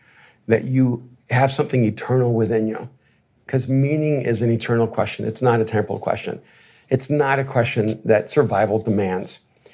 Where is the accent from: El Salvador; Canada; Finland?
El Salvador; I played sports, right? You know, and I'm from El Salvador. I should have been playing soccer